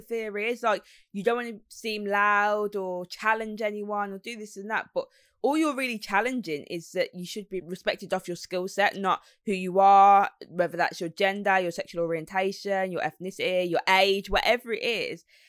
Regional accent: Birmingham, West Midlands, United Kingdom; accent: Brummy; being from Birmingham

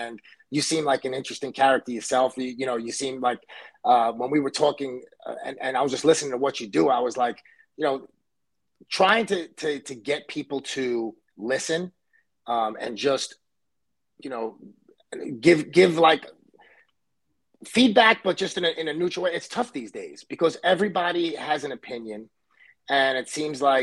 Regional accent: New York City, New York, United States; I grew up in Brooklyn, New York, and I was born in Coney Island.

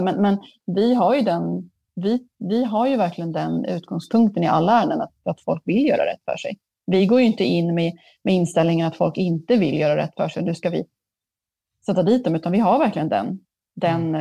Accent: Sweden; jag är ändå från Sverige

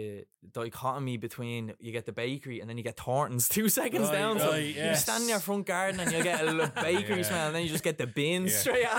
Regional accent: Ireland; It reminds me of just being Irish as well.

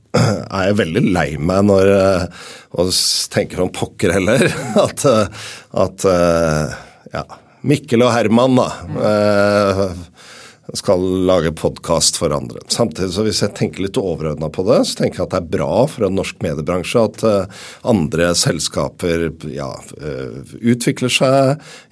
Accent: Oslo, Norway; Jeg er fra Groruddalen i Oslo

